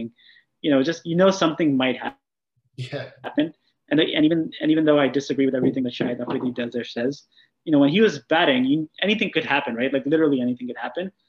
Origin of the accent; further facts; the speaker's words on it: New Jersey, United States; I was born and raised here in New Jersey in the U.S.